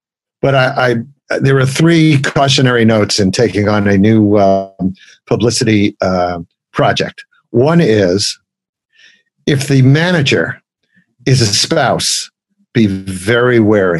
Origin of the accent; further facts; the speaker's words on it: Brooklyn, New York, United States; As a kid growing up in Brooklyn, I didn't get to go to those famous Alan Freed rock and roll shows